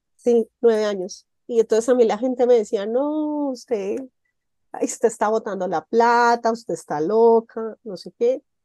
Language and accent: Spanish; Montenegro, Quindío, Colombia; en mi pueblo, en el Quindío, allá en Montenegro